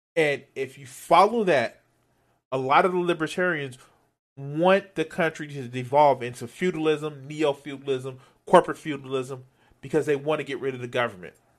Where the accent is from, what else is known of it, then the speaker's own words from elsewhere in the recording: United States; I'm, I'm American